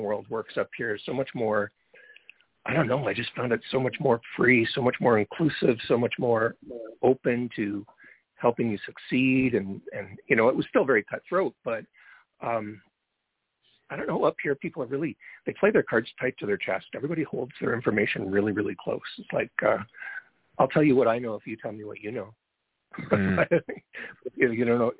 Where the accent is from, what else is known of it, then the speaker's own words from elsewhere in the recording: London, Ontario, Canada; also born or lived in Brantford, Ontario / Toronto, Ontario; I grew up in London, Ontario